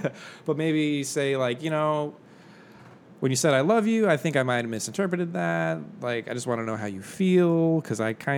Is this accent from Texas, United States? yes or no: yes; Texas, United States; I'm from Texas, so we ain't So we say ain't and y'all here.